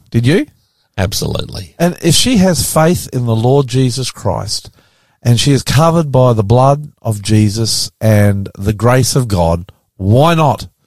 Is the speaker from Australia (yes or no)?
yes; Australia; I'm the …, and welcome to our show today